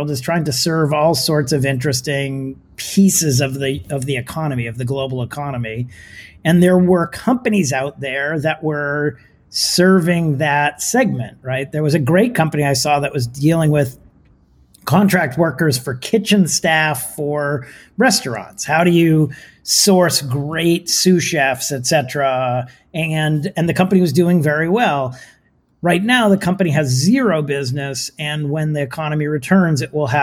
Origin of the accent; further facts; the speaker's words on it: California, United States; also born or lived in Palo Alto, California; as a Californian, I sit here in Palo Alto, California